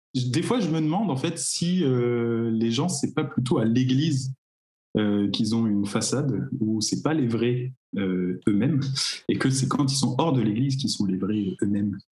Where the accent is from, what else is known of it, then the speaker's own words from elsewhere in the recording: Cherbourg, Normandy, France; je viens de Cherbourg.